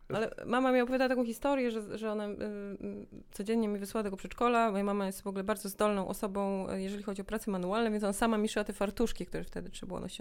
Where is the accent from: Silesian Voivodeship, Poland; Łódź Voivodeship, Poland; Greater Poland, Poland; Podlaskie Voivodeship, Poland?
Podlaskie Voivodeship, Poland; Białystok; moved away as an adult; also born or lived in Augustów / Poznań; now in Warsaw, Poland; Urodziłam się w Augustowie, ale wychowałam się w Białymstoku przez pierwsze 19 lat mojego życia.